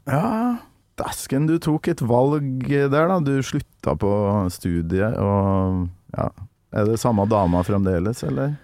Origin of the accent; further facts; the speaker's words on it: Norway; på Kolverøy, der jeg kommer fra